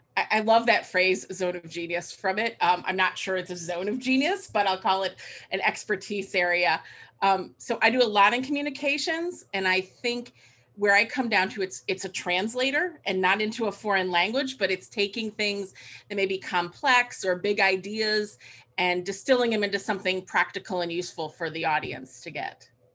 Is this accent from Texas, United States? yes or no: no; Cleveland, Ohio, United States; I moved back to my hometown in Cleveland, Ohio